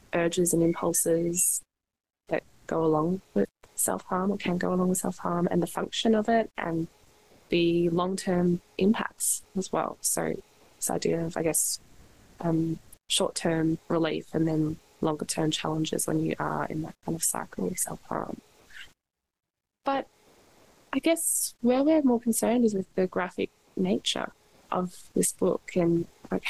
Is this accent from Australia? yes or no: yes; Australia; being Australian